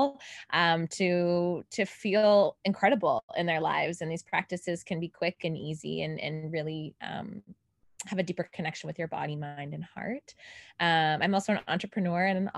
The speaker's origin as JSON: {"language": "English", "country": "Canada", "moved": "yes", "lives_now": "Los Angeles, United States", "said": "I am originally from Canada, but I live here in Los Angeles, California now."}